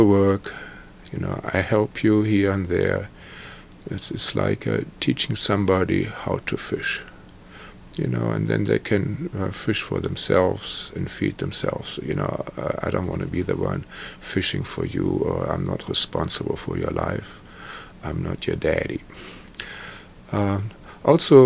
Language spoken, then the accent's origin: English; Germany; I was born in Germany, post-war Germany, into trauma and psychic attack.